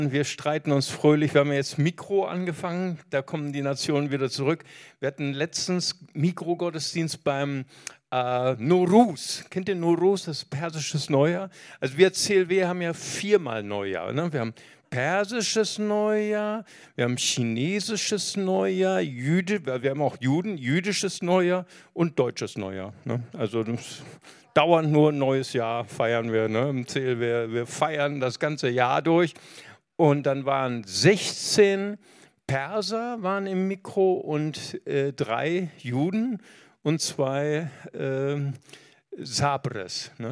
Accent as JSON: {"language": "German", "town": "Recife", "region": "Pernambuco", "country": "Brazil", "tie": "born there", "said": "Ich bin geboren in Brasilien, in Recife."}